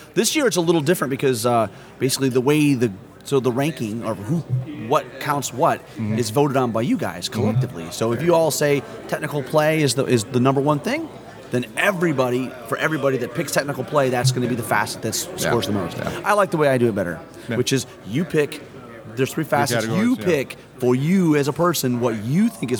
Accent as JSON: {"language": "English", "country": "Canada", "said": "Right, we're Canadian, you just can't get enough of us."}